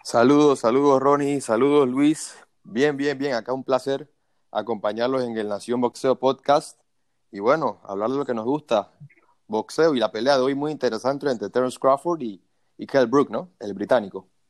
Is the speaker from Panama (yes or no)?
yes; Panama; uno como panameño